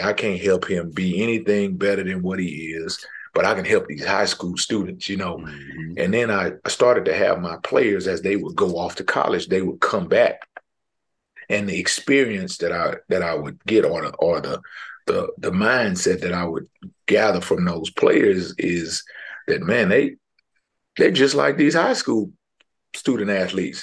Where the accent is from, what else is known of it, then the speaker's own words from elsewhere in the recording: Houston, Texas, United States; I'm from Houston, from Houston, Texas